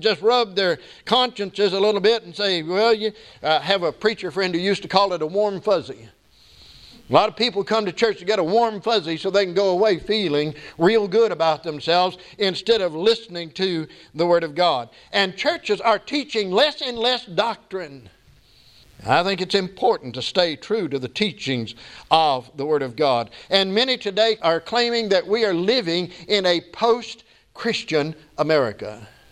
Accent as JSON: {"language": "English", "country": "United States", "said": "I'm an American"}